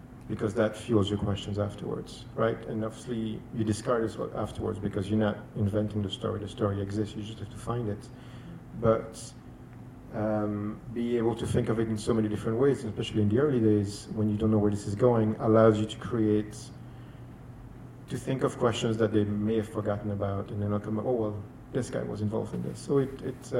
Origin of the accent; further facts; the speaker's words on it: Chile; moved away; I'm from Chile.